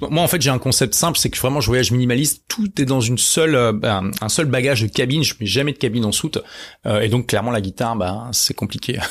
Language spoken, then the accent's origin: French; Lille, Hauts-de-France, France; à l'époque j'étais à Lille, hein, c'est ma ville natale